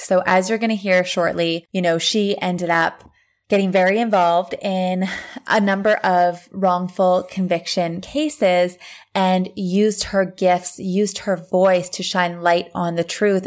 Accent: Thunder Bay, Ontario, Canada; I'm from Thunder Bay

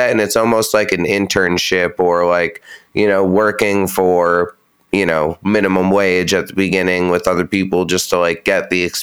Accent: Pacific Northwest, United States; i'm from you know, in the the Northwest, but I'm not from Seattle.

